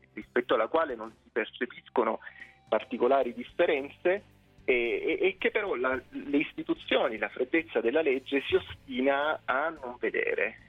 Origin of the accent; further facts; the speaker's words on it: Lecce, Apulia, Italy; now in Rome, Italy; io sono originario di Lecce